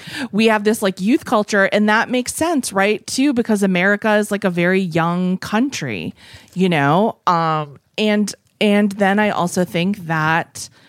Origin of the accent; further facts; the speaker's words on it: United States; is because we all let our own cultures go because we're American.